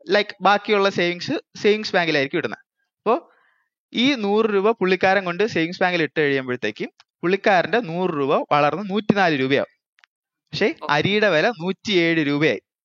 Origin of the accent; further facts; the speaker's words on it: Thiruvananthapuram, Kerala, India; ഞാനൊരു ട്രിവാൻഡ്രംകാരനാണ്